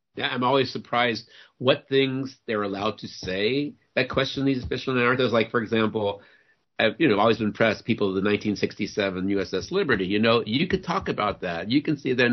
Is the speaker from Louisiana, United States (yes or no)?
yes; New Orleans, Louisiana, United States; I I grew up in New Orleans. I was born and raised in New Orleans